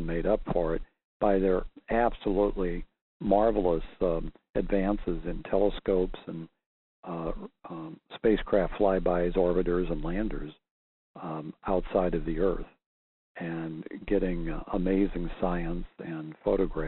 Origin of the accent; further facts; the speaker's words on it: Missouri, United States; I was from Missouri